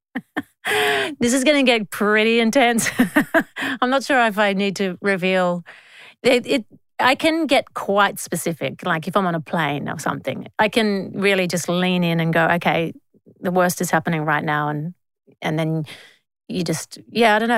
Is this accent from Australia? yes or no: yes; Australia